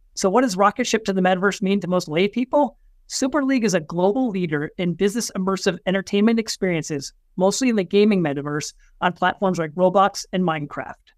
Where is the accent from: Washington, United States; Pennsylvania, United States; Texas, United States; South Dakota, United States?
Pennsylvania, United States; I grew up in Pennsylvania, not very far away